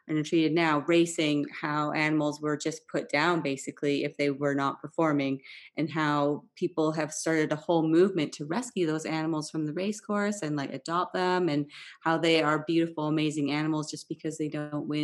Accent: Vancouver, British Columbia, Canada; moved away; also born or lived in Switzerland; I grew up in Vancouver

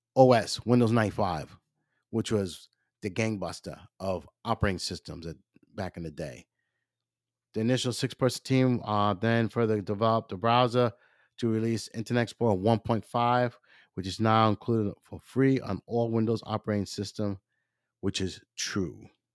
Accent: Maryland, United States; I'm not from here, I'm from Maryland

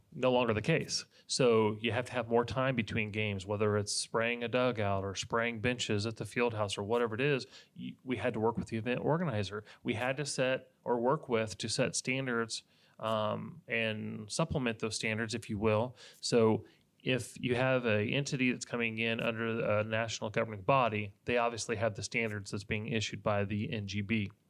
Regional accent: Indiana, United States; moved away as an adult; now in Polk County, Florida, United States; I was from Indiana

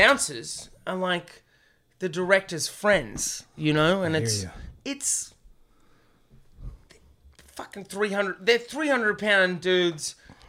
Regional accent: Australia; I'm from Australia, man.

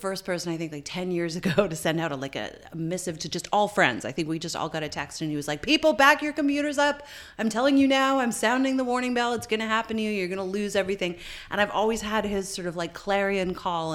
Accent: Canada; I'm Canadian

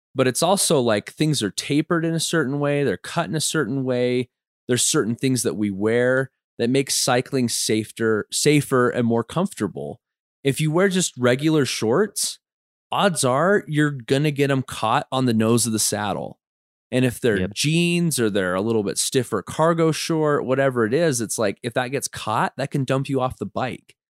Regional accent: Utah, United States; we grew up in Utah, we grew up in scouts

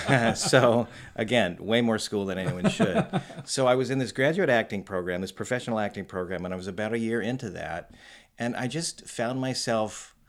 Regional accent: Tucson, Arizona, United States; also born or lived in Cedar City, Utah / Tempe, Arizona; And then we moved to Tucson, Arizona. And he taught at the University of Arizona. So I grew up in Tucson, Arizona.

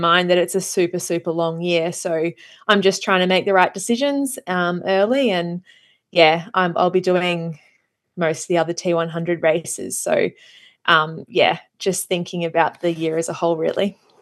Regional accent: Australia; as an Australian being, living down here

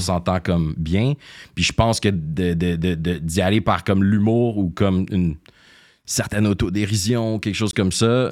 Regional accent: Greenfield Park, Quebec, Canada; also born or lived in Montreal; je suis né à Montréal, au Jewish, mais euh, j'ai grandi, euh, ça rive sud, rive à sud. Greenfield Park

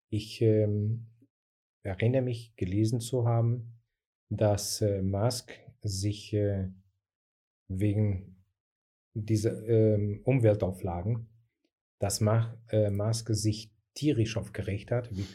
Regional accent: Portugal; now in Germany; die Gesellschaft hier ist ein bisschen anders gestaltet, gestaltet sich ein bisschen anders als bei uns in Portugal.

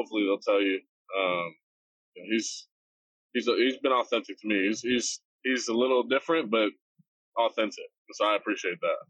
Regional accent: Austin, Texas, United States; moved away; I grew up in Austin. So it was like coming back to my hometown

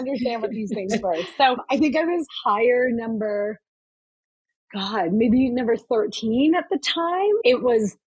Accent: Cornwall, Ontario, Canada; I was born and raised in Cornwall, Ontario

